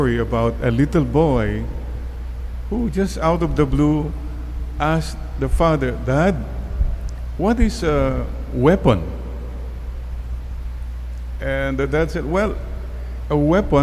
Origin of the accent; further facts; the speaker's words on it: Bani, Ilocos Region, Philippines; Growing up in Bani, Pangasinan, no electricity